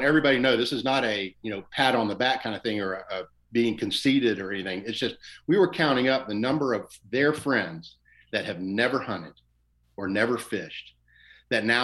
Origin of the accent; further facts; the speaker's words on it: West Central Florida, United States; I grew up in West Central Florida